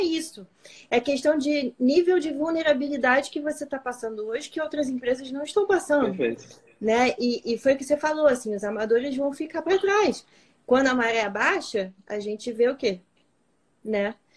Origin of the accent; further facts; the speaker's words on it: Rio de Janeiro, Brazil; a gente é carioca